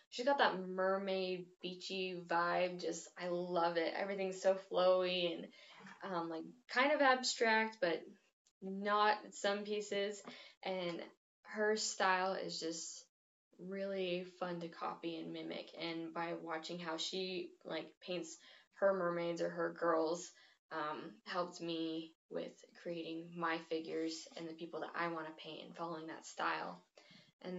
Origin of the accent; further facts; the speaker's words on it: Rifle, Colorado, United States; also born or lived in Richland, Washington; So I moved when I was like a year old, so I don't remember anything, but I moved to Colorado, and I'm from Rifle. It's a very small town